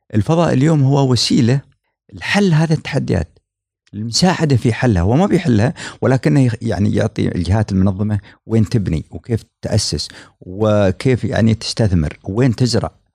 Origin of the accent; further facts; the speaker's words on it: United Arab Emirates; عندنا في الامارات